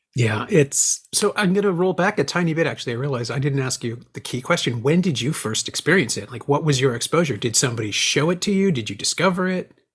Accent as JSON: {"language": "English", "town": "Toronto", "region": "Ontario", "country": "Canada", "tie": "born or raised there", "said": "somebody who's born and raised in Toronto"}